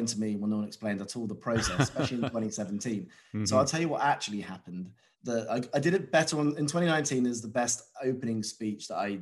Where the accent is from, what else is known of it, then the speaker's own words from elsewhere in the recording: United Kingdom; being a British national